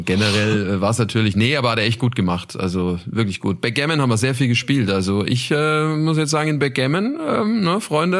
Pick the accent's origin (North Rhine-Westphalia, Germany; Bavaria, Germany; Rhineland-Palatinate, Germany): Bavaria, Germany; Nuremberg; in meiner Heimat in Nürnberg